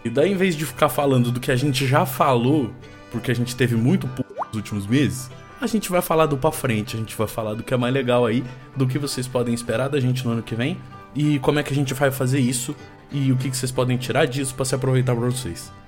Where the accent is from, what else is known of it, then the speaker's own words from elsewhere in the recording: Brazil; a gente é brasileiro e não desiste nunca e de que a gente é brasileiro e deixa as coisas pra última hora